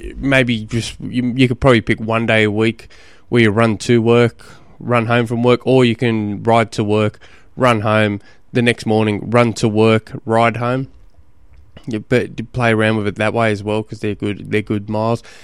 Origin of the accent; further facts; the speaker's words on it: Australia; I'm an Australian, an Aussie.